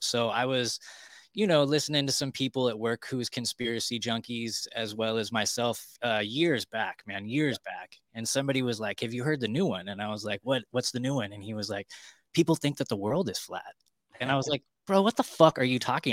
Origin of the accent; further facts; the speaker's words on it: California, United States; moved away as an adult; now in Tennessee, United States; born and raised in California, and okay, and there I just last week actually moved to Tennessee